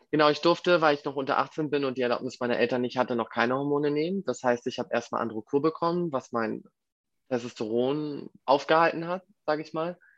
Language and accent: German; Hamburg, Germany; Ich komme aus Hamburg